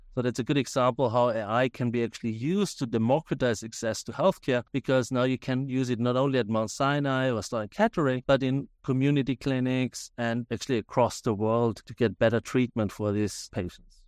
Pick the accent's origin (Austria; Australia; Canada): Austria; now in United States; As you can hear from my accent, I'm originally from Austria, but, uh, in the U S for a very, very long time